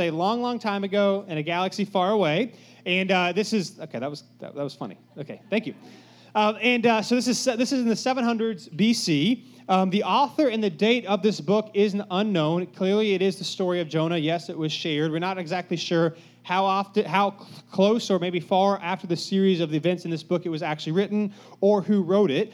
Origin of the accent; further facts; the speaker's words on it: Cary, North Carolina, United States; I grew up in Cary, so just, you know, if you know anything about Cary, nothing bad ever happens in Cary